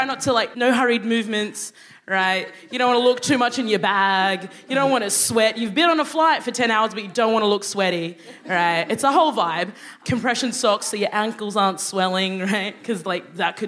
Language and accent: English; Brisbane, Queensland, Australia; also born or lived in Sudan; I grew up in Australia.